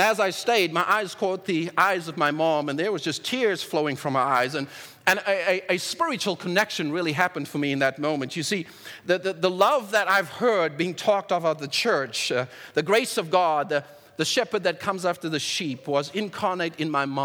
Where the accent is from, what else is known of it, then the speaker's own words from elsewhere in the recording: South Africa; in South Africa growing up